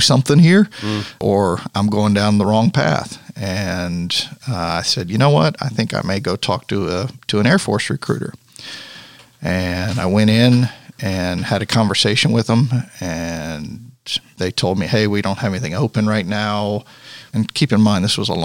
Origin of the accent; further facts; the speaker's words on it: Universal City, Texas, United States; now in Jackson, Tennessee, United States; I grew up in a little town called Universal City, which is a suburb of San Antonio.